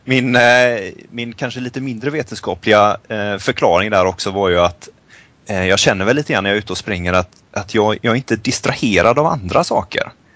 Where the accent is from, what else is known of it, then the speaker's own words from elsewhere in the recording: Sweden; moved away as an adult; det finns mycket saker man saknar hemma i Sverige